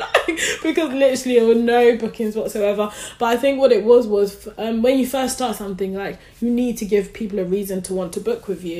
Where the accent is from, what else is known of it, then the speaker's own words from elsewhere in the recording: London, United Kingdom; now in Birmingham, United Kingdom; So I'm from London, currently living in Birmingham.